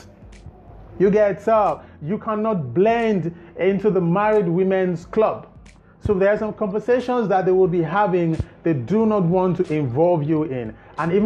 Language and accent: English; Nigeria; as a Nigerian